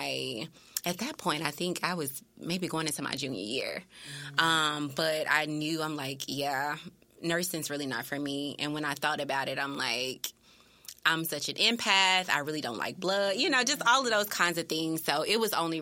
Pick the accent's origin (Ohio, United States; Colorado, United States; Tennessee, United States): Tennessee, United States; Memphis; also born or lived in Germantown, Tennessee; I graduated from Germantown, though, Germantown High School, but I am originally from East Memphis